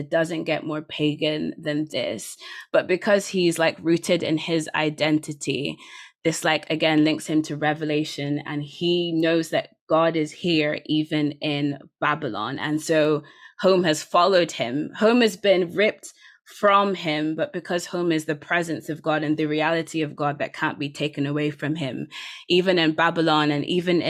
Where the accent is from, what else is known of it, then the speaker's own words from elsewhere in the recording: Nigeria; my being Nigerian has always been mediated to me by the surrounding cultural context. And so for me to physically be in Nigeria is in some ways a different form of being Nigerian than the one I grew up in.